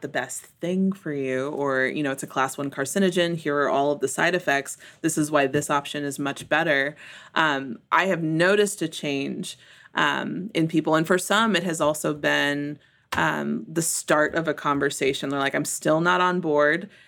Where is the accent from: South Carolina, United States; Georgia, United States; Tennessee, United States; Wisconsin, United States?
Tennessee, United States; Memphis; moved away as an adult; also born or lived in Costa Rica / Mexico / Dodge City, Kansas; now in Tyler, Texas, United States; growing up in Memphis